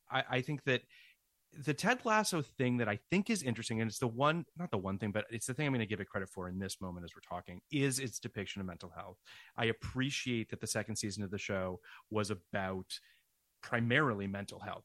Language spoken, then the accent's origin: English; Canada; I'm from Canada and it's just every Canadian show that I grew up